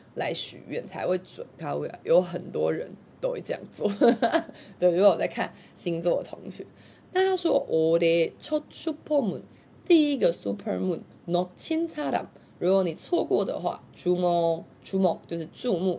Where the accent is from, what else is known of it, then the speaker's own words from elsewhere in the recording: Taiwan; 就是我们台湾人常说的小吃的意思